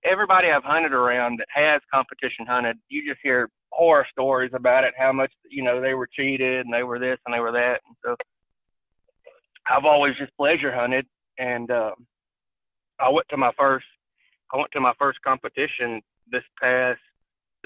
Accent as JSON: {"language": "English", "region": "South Arkansas", "country": "United States", "tie": "born or raised there", "said": "We grew up in South Arkansas, right on the Louisiana line"}